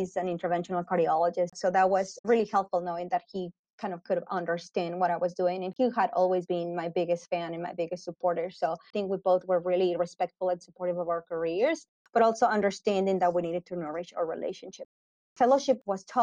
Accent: Mexico City, Mexico; moved away as an adult; also born or lived in Guadalajara, Mexico / Atlanta, United States / Florida, United States; now in Winston-Salem, United States; I was born and raised in Mexico City, and then my family and I moved to Guadalajara. So that's where I did med school.

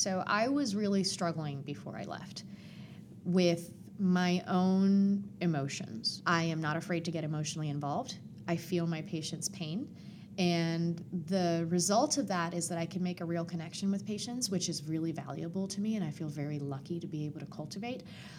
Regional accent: Puerto Rico; also born or lived in Atlanta; My mom is Puerto Rican. I was born in Atlanta, but I was raised extremely Puerto Rican. And we moved to Puerto Rico when I was 10 years old. When we moved to the mountains in Puerto Rico, we were in love with the community.

